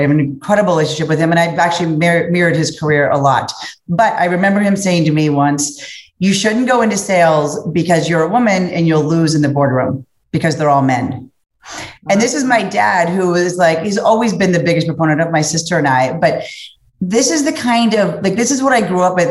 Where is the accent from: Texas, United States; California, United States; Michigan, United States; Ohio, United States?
Ohio, United States; Cincinnati; I come from Cincinnati, Ohio, Midwest